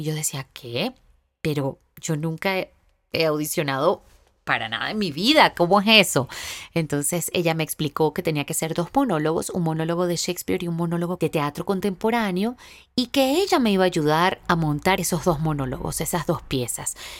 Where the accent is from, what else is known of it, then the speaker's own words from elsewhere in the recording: Venezuela; also born or lived in Boston; en mi país, en Venezuela